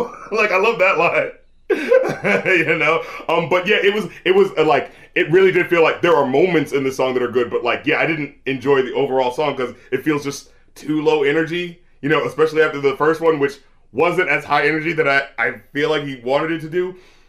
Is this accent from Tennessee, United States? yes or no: no; North Carolina, United States; even though I'm from North Carolina